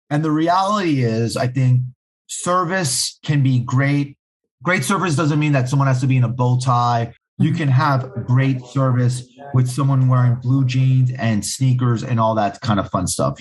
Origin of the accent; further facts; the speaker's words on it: New York City, New York, United States; am born born and raised right in the heart of Manhattan. I grew up in a neighborhood called Hell's Kitchen